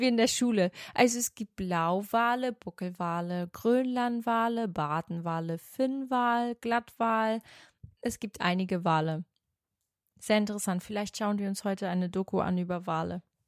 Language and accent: German; Portugal; ich bin ja Portugiesin.